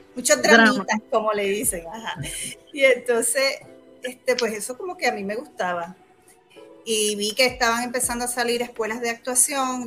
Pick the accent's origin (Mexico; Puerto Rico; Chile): Puerto Rico; Humacao; also born or lived in New York; Soy de Humacao, humacaeña.